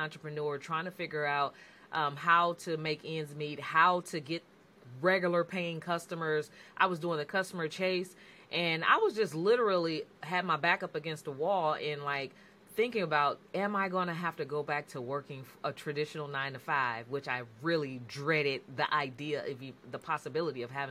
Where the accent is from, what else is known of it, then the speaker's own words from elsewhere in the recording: San Francisco Bay Area, California, United States; I'm from the San Francisco Bay Area